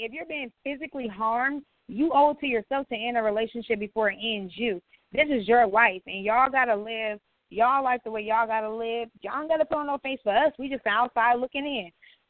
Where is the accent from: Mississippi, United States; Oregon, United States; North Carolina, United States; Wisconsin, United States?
Wisconsin, United States; Milwaukee; we're from Milwaukee. Milwaukee what? Milwaukee, Wisconsin.